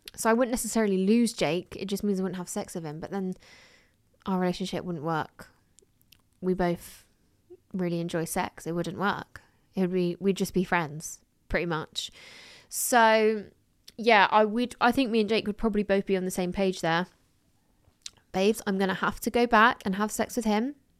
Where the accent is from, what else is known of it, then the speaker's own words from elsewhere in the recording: England, United Kingdom; I was born in England